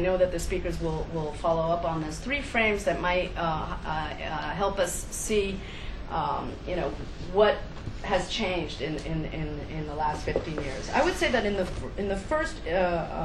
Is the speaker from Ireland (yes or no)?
no; Argentina; moved away; I'm originally from Argentina